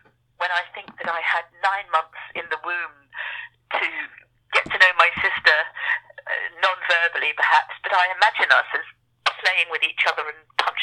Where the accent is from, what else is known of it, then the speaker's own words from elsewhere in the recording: Edgware, London, United Kingdom; also born or lived in Bangkok, Thailand; we grew up on the far edges of Edgware, which was quite a rural suburb, the bit where we lived